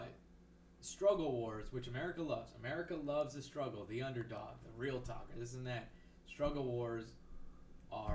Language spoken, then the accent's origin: English; McAllen, Texas, United States; moved away; growing up in McAllen